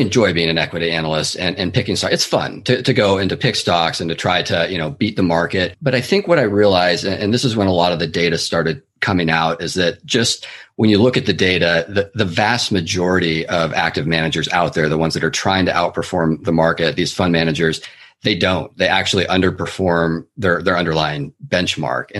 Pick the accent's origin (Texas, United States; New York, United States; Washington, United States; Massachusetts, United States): Washington, United States; Seattle; now in San Francisco Bay Area, United States; I'm originally from the Pacific Northwest, actually, the east side of Seattle area. And then I moved down to the Bay Area in 2004, where I've been ever since and reside today.